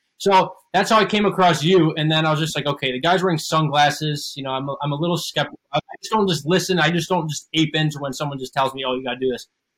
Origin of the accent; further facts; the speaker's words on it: Charleston, South Carolina, United States; I'm actually from Charleston, South Carolina.